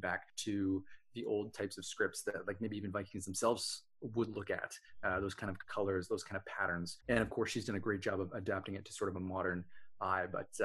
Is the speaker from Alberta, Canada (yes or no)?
yes; Edmonton, Alberta, Canada; I grew up in Edmonton, Alberta, which is fairly close to the Rocky Mountains